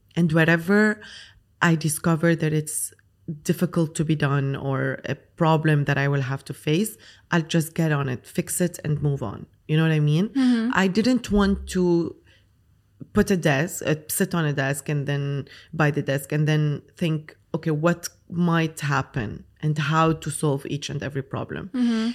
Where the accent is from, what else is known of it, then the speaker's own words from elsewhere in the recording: Lebanon; moved away as an adult; now in Dubai, United Arab Emirates; so I'm Lebanese. I grew up in Lebanon. I studied in Lebanon